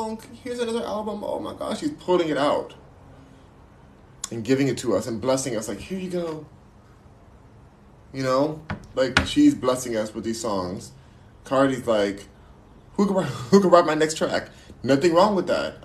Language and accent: English; United States; My race is American! I'm American!